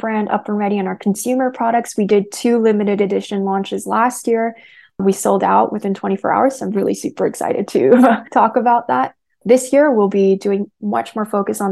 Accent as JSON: {"language": "English", "country": "United States", "said": "I'm Korean American"}